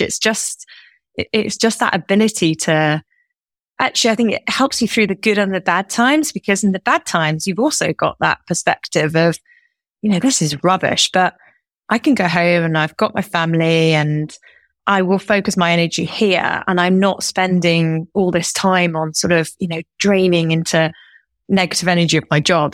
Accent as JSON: {"language": "English", "town": "Derby", "region": "East Midlands", "country": "United Kingdom", "tie": "born or raised there", "moved": "yes", "said": "I'm originally from Derby. I'm one of four, and I grew up in a house where my parents both worked"}